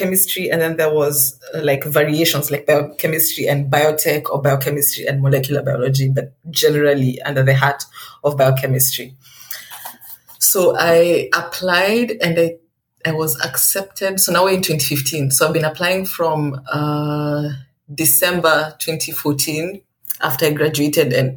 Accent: Kenya; moved away as an adult; also born or lived in Bordeaux, France / Iceland; now in France; I'm from Kenya, but my home, quote unquote, is from in France is Bordeaux

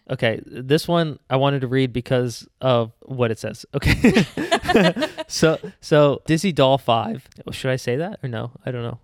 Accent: Philadelphia, Pennsylvania, United States; we are from the Philly area

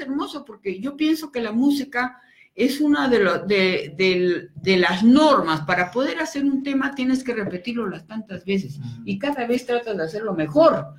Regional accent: Peru; moved away as an adult; also born or lived in Venezuela; soy peruana

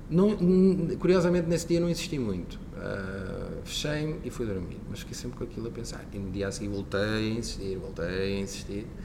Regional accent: Barcelos, Norte, Portugal; eu sou natural de Barcelos e na altura no Centro Empresarial de Barcelos uh, decorria, então, decorria então essa formação.

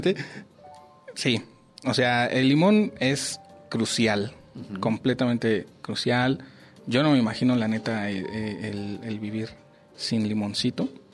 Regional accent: Mexico; los mexicanos

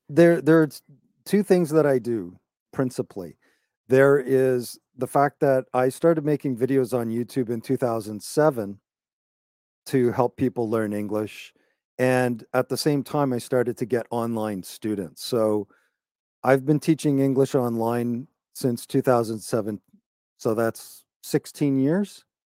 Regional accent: Toronto, Ontario, Canada; I'm from Canada. I was born in Toronto, just north of Toronto.

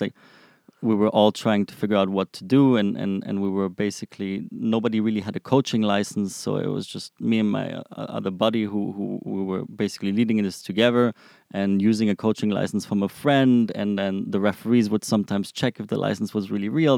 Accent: Frankfurt, Hesse, Germany; moved away as an adult; now in Israel; I'm originally from Frankfurt, Germany. I came to Israel about six years ago

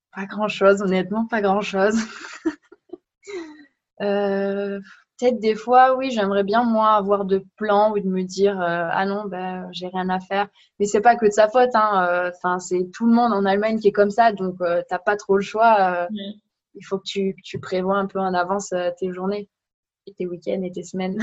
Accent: France; moved away as an adult; now in Germany; en tant que Française, moi, j'ai cet avantage qu'ils me disent Oh, avec ton accent, c'est trop mignon

